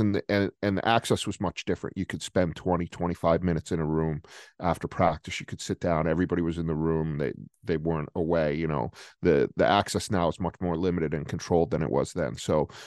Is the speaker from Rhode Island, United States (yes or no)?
yes; Rhode Island, United States; moved away as an adult; also born or lived in New Jersey; growing up in Rhode Island